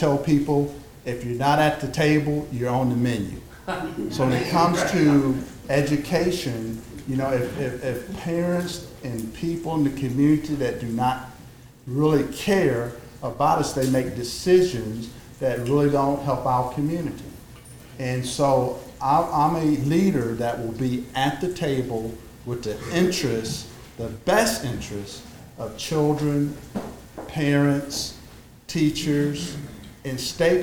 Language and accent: English; Elberton, Georgia, United States; also born or lived in Atlanta, Georgia; I'm from Elberton, Georgia, a couple hours up the road from here.